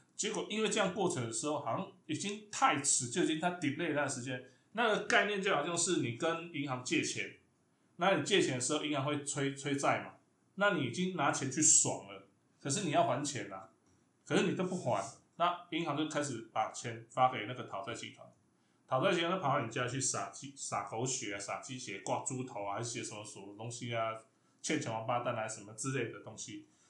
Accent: Chiayi, Taiwan; now in Taipei, Taiwan; 我是嘉义出生嘛

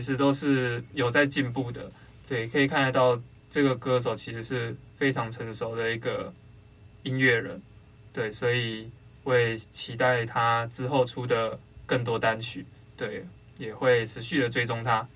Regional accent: Taiwan; 我们台湾人

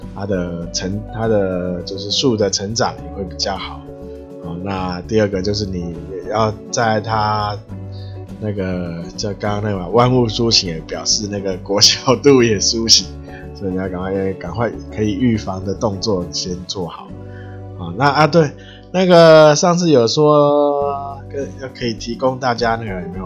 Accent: Taiwan; 就是要靠我们台湾人

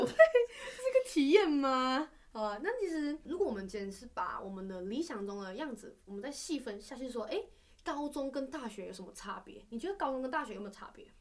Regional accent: Malaysia; accent: Malaysian; moved away as an adult; now in Taiwan; 我们都来自马来西亚

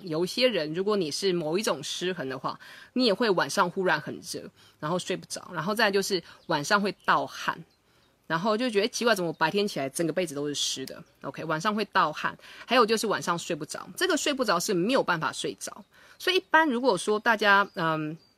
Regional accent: Taiwan; 我以前小时候在台湾念书的时候，我们中午是有所谓的午睡时间

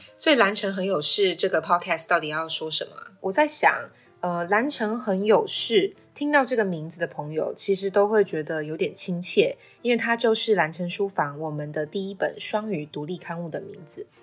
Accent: Puli, Nantou County, Taiwan; 我就是一直在这边长大这样。你看，从爱兰国小到大成国中，然后最后又意外地考回了暨南大学外文系

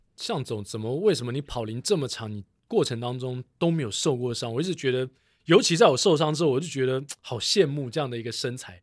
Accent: Taiwan; 作为一个台湾人

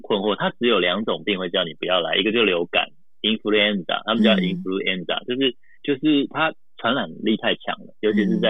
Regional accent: Taiwan; moved away as an adult; also born or lived in Japan; 对，所以因为从小在台湾长大嘛，我也是第一次到日本，第一次看到雪

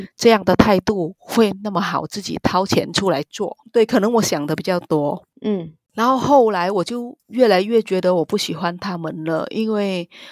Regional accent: Vietnam; Chinese is a second language; moved away as an adult; now in Taiwan; 我们那个越南的学历

